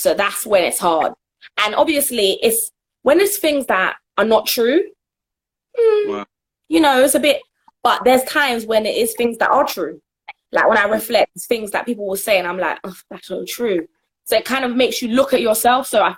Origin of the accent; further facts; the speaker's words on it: Jamaica; I'm Jamaican, as I was born in Jamaica